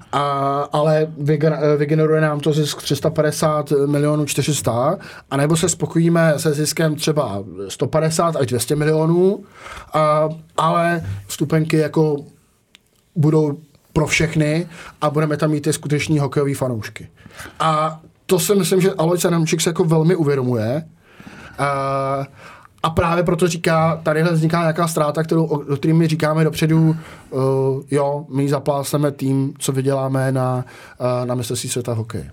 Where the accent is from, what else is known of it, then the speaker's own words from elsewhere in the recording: Czechia; jsem Čech